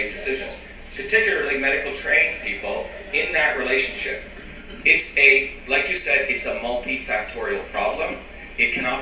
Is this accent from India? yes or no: yes; Mumbai, Maharashtra, India; When I grew up in Bombay, India, we had slums